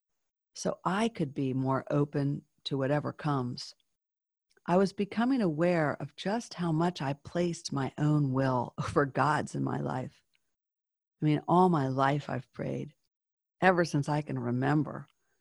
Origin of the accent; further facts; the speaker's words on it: Charleston, South Carolina, United States; moved away; I was born in Charleston.